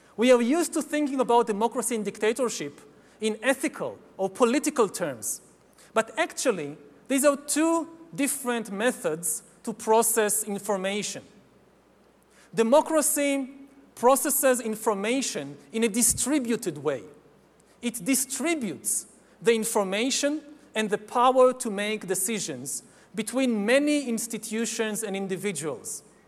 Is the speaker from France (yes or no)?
no; Israel; my home country of Israel